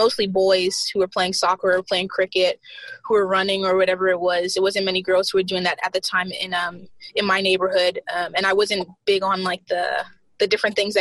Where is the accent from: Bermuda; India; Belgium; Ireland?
Bermuda; moved away as an adult; also born or lived in South Carolina, United States; now in Tallahassee, United States; Well, I was born in South Carolina in the U.S., but I moved to Bermuda when I was like super, super young. And I was raised in Bermuda ever since I was like a teenager.